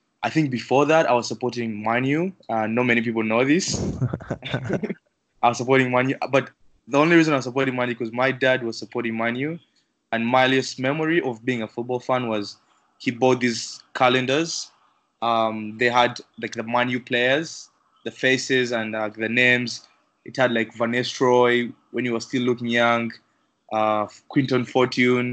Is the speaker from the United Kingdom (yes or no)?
no; Uganda; also born or lived in Freiburg, Germany / upstate New York; now in New York, United States; I'm from Uganda.